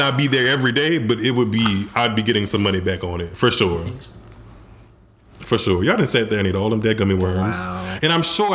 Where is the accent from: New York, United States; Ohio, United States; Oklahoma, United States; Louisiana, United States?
Louisiana, United States; Southern; All of us are from Southern Louisiana